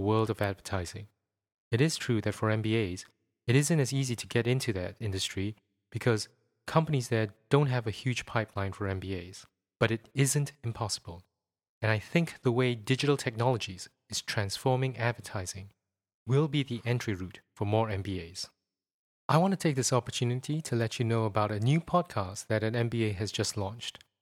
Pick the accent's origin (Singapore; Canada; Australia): Singapore; moved away as an adult; now in United Kingdom; I'm from Sing-, Singapore